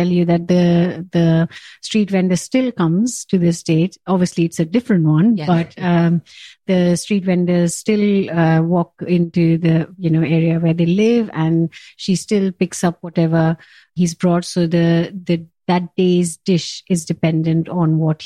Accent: India; moved away as an adult; now in Kent, United Kingdom; I was born and brought up in India

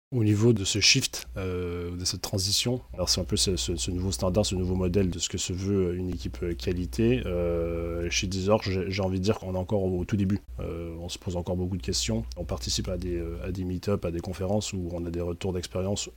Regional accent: Quebec, Canada; now in France; depuis que je suis arrivé en France, parce qu'il faut savoir que je suis québécois à l'origine.

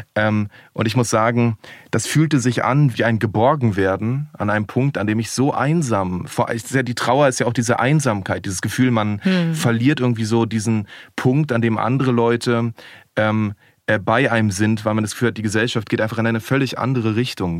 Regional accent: Berlin, Germany; ich bin in Berlin groß geworden

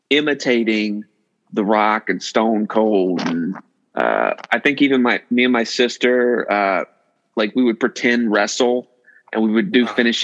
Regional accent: Lake Wylie, South Carolina, United States; moved away as an adult; also born or lived in Greenville, South Carolina / Greenwood, South Carolina / Atlanta, Georgia; So I grew up in Lake Wylie, South Carolina.

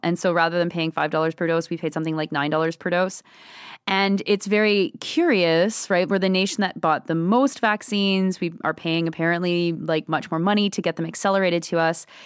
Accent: Ontario, Canada; now in Quebec City, Canada; I'm from Ontario

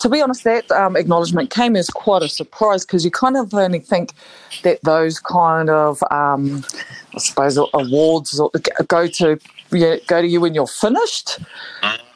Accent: Waikato, New Zealand; the Waikato region where I'm from

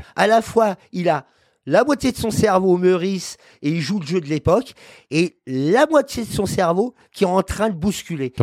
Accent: Paris, Île-de-France, France; Je suis parisien déjà par principe

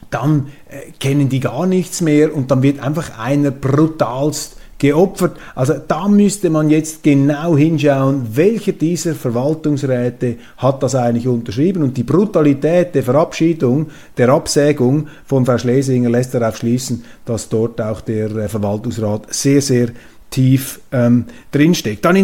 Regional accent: Switzerland; Und eigentlich müssten wir doch als Schweizer, auch als Schweizer Zeitungen, mit unseren eigenen Leuten versuchen, uns ein Bild zu machen

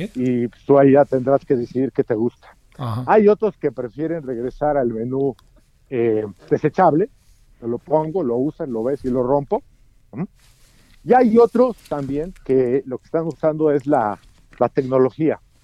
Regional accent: Mexico; como mexicano, sé que en México somos muy dados a querer violar las reglas.

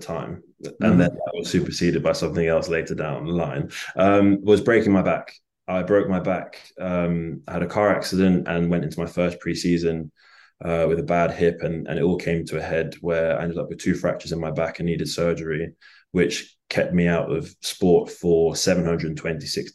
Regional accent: England, United Kingdom; I'm not African-American, I'm a black English person, and I sound like this is my real voice.

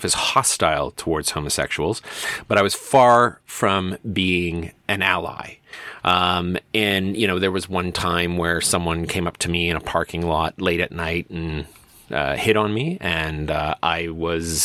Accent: Medicine Hat, Alberta, Canada; my hometown is largely conservative. It remains largely conservative in terms of its voting tendencies. And it's not a secret. It's called Medicine Hat. It's a very conservative little corner here in Alberta.

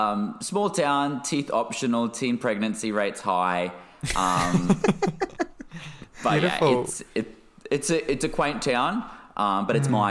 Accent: Yeppoon, Queensland, Australia; I grew up in a small regional town in central Queensland. So it's called Yeppoon

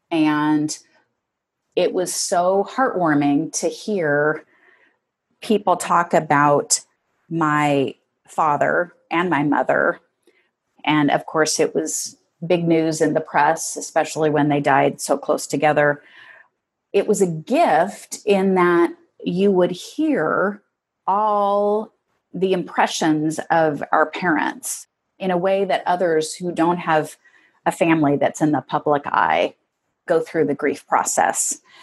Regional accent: Seattle, Washington, United States; I grew up in Northeast Seattle with five siblings

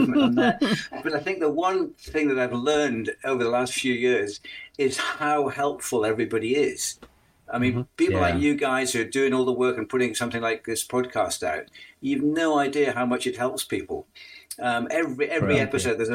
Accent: Northumberland, North East England, United Kingdom; now in Derbyshire, United Kingdom; my hometown in Northumberland

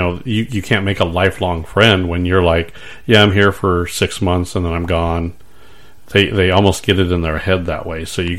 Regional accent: San Diego, California, United States; I grew up in San Diego.

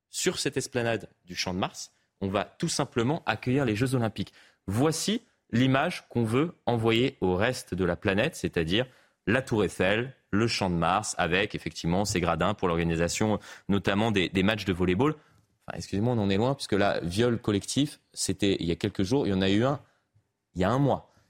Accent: Paris, Île-de-France, France; j'ai pris l'habitude, de, même en grandissant à Paris, à regarder derrière moi.

